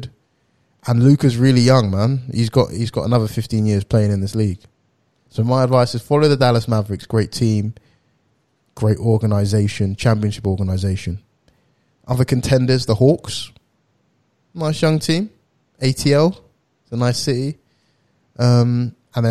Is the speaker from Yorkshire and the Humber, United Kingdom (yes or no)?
no; Essex, East of England, United Kingdom; I'm from Essex